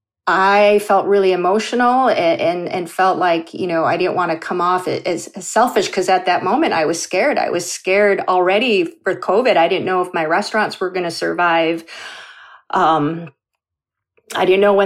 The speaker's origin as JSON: {"language": "English", "region": "Minnesota", "country": "United States", "tie": "born or raised there", "also_born_or_lived": "South Korea", "said": "how I was raised here in Minnesota, in a very, very white, homogeneous state"}